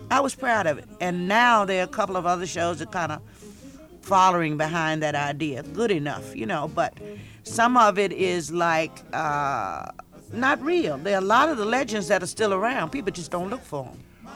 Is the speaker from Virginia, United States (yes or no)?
yes; Portsmouth, Virginia, United States; also born or lived in North Carolina; growing up in Virginia